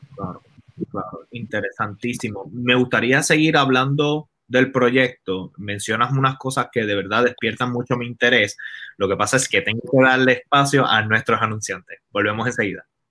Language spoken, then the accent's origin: Spanish; Caguas, Puerto Rico; now in Los Angeles, United States; yo iba a Plaza de Recreo de Cagua porque soy de Cagua